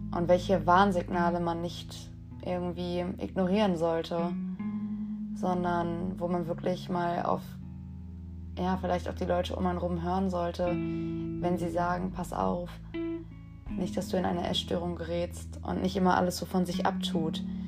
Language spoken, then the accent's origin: German; Dortmund, North Rhine-Westphalia, Germany; ich bin 21 Jahre alt und ich komme aus Dortmund